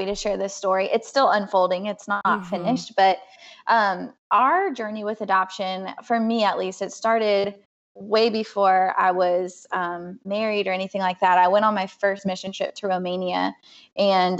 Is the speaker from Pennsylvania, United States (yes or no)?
no; California, United States; moved away; I'm from California